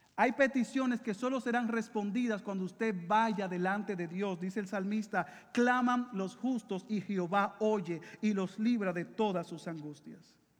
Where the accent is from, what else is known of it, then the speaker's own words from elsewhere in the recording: Dominican Republic; now in Puerto Rico; yo soy dominicano